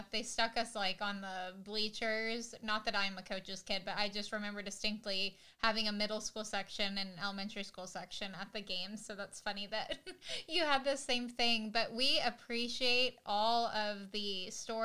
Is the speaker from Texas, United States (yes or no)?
yes; Allen, Texas, United States; I am from Allen, Texas